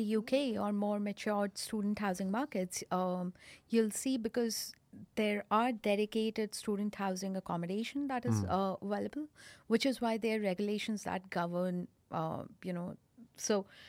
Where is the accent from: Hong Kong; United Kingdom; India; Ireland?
India; Delhi; I am from Delhi, born, brought up in Delhi, grew up, spent most of my childhood in Delhi.